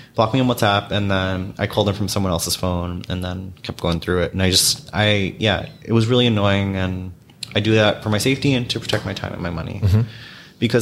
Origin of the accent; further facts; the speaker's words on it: New York City, New York, United States; I grew up in New York